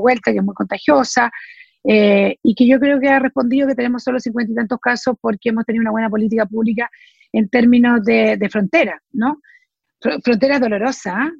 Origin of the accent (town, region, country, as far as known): Chile